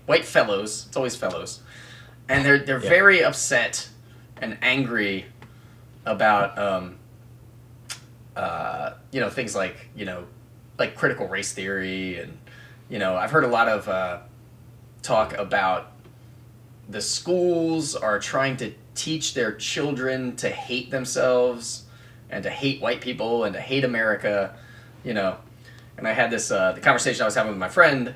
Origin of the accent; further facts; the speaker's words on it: United States; I am an American, white, cisgendered male